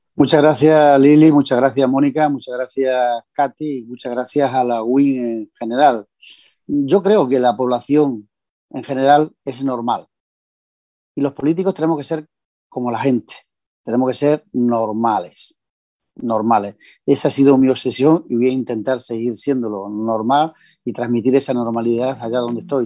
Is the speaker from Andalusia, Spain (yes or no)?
yes; Bedmar, Jaén, Andalusia, Spain; estando de concejal en mi pueblo